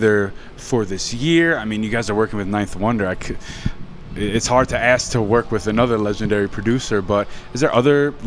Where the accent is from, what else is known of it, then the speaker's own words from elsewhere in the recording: Long Island, New York, United States; I'm from Long Island